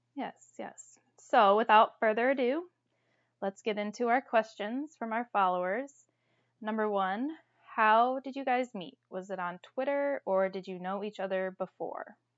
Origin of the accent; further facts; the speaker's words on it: Toledo, Ohio, United States; I'm from Toledo, Ohio